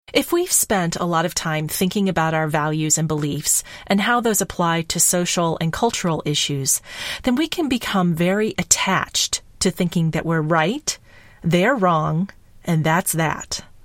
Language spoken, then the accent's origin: English; Kentucky, United States; I grew up in Kentucky